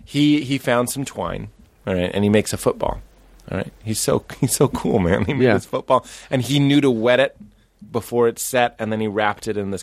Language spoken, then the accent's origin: English; Canada; I'm Canadian.